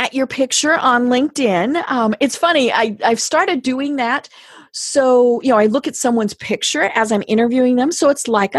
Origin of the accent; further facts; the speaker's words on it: Colorado, United States; now in Atlanta, United States; even though we are both from Colorado. We never met until after I had moved to Atlanta.